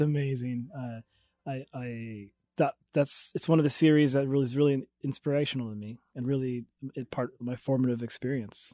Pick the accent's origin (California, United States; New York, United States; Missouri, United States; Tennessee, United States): Missouri, United States; Jefferson City; I grew up in Jefferson City